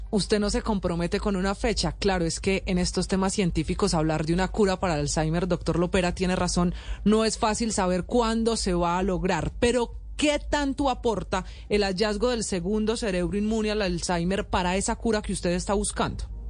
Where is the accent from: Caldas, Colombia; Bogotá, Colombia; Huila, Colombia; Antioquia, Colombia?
Antioquia, Colombia; Yarumal; Yo soy de Yarumal.